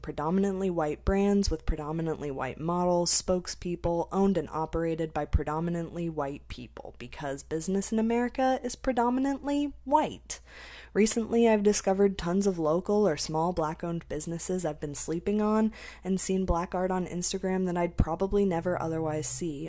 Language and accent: English; United States; I'm American